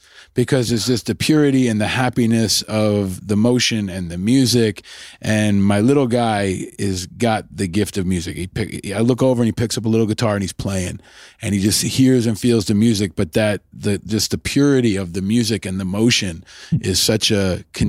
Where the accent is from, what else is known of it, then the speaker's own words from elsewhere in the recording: New York, United States; I grew up in New York, of course.